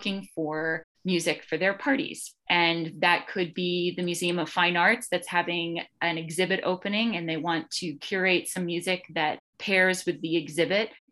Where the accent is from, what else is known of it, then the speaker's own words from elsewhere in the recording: Connecticut, United States; now in Boston, United States; my hometown, which is Connecticut, but I live in Jamaica Plain. I've been Boston-based since 1998